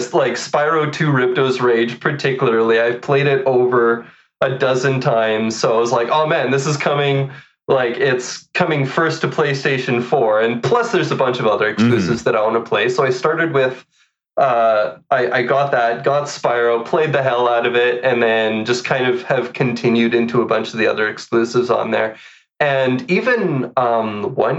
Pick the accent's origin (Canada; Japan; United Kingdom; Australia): Canada; I'm Canadian